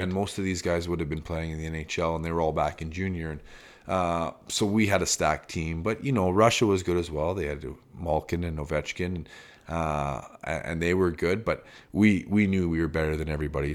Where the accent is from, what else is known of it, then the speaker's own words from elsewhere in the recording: Calgary, Alberta, Canada; I grew up in Calgary in big schools